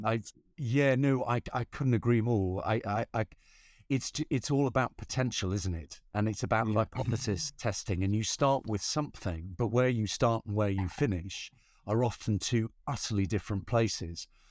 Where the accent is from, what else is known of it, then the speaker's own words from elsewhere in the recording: Newcastle upon Tyne, North East England, United Kingdom; moved away; I'm from Newcastle upon Tyne